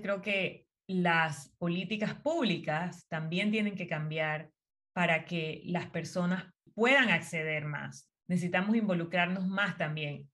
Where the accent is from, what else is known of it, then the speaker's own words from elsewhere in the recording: Las Tablas, Los Santos, Panama; also born or lived in Chitré; Soy de Azuero, Específicamente nací en Chitré, mi familia es de Parita, pero toda la vida viví en las tablas